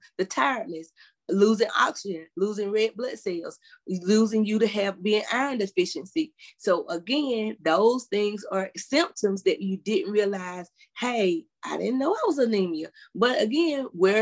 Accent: South Carolina, United States; even the doctors in my hometown, majority of the people in that South Carolina, in that small area

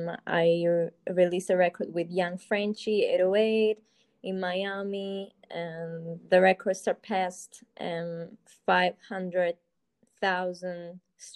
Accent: Cyprus; moved away as an adult; also born or lived in London; I'm from Cyprus, originally. It's just a small island in the Middle East. I lived in London for 9 years, and I moved there for studies

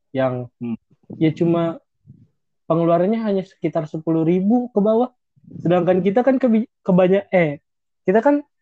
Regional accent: Makassar, South Sulawesi, Indonesia; Gua asli Makassar.

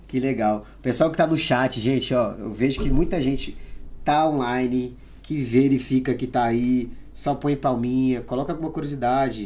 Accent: Pará, Brazil; moved away; eu nasci no Pará

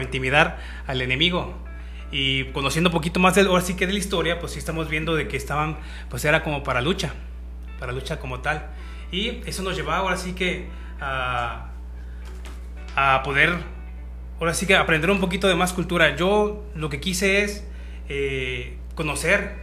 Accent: Michoacán, Mexico; moved away; also born or lived in Zapopan, Jalisco / Tonalá, Jalisco; yo soy de Michoacán y allá también están los viejitos

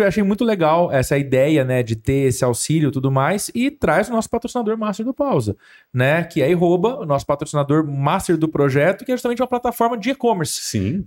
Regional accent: Ribeirão Preto, São Paulo, Brazil; moved away as an adult; now in Franca, Brazil; eu sou de Ribeirão Preto, né? Sim. né? Vim para Franca em 2018

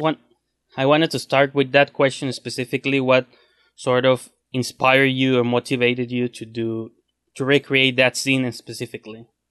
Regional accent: Mexico; English is a second language; I'm from Mexico

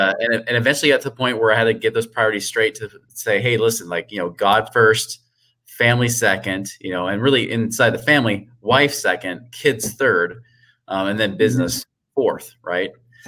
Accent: Oregon, United States; moved away as an adult; now in Utah, United States; I moved from Oregon and then moved to Utah in my 20s

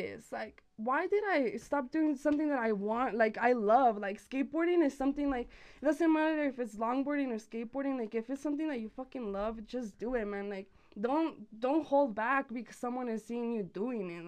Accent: Santa Fe, New Mexico, United States; also born or lived in Las Cruces, New Mexico; I was born in Las Cruces, Nuevo Mexico, and then raised here in Santa Fe pretty much my whole entire life

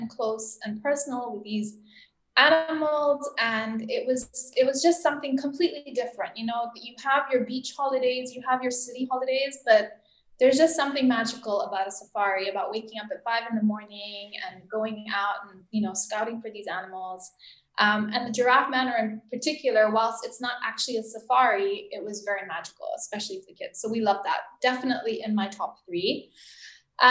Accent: Tanzania; moved away as an adult; So I grew up in Tanzania and I left when I was 18.

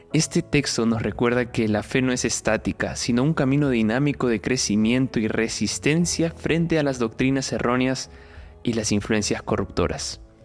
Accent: Peru; now in Sao Paulo, Brazil; Soy peruano

